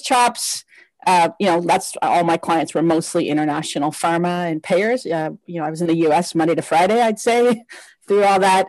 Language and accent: English; Windsor, Ontario, Canada; moved away as an adult; also born or lived in Lebanon / Australia / Netherlands; now in Toronto, Canada; So, I grew up in Windsor, Ontario, right across from Detroit.